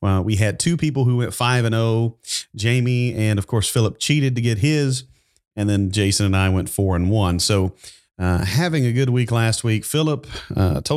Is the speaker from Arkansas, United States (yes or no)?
yes; Arkansas, United States; we're all from Arkansas